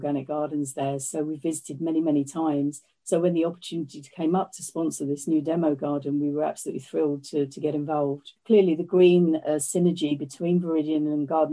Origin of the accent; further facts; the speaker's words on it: London, United Kingdom; moved away as an adult; now in Northamptonshire, United Kingdom; I'm a Londoner